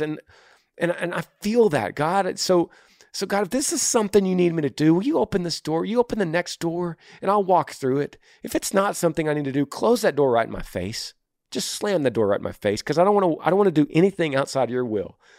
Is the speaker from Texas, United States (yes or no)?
yes; Texas, United States; I'm from Texas.